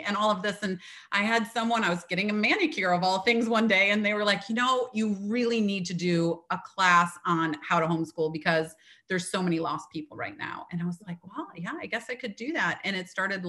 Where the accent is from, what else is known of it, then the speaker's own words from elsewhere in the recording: Midwest, United States; now in Atlantic coast, United States; I am a girl from the Midwest that ended up in on the Atlantic coast here.